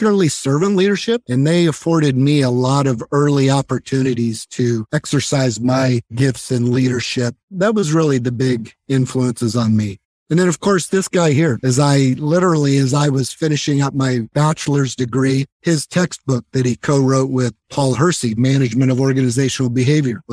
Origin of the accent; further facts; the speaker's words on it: San Diego, California, United States; also born or lived in Michigan; I grew up in Southern California, in San Diego. I moved out here when I was 9 years old